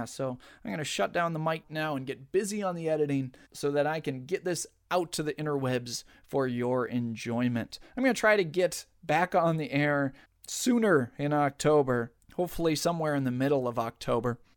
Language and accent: English; Southern United States, United States; accent: Southern; Originally, I had planned on d- doing the entire thing in my wonderful Southern accent.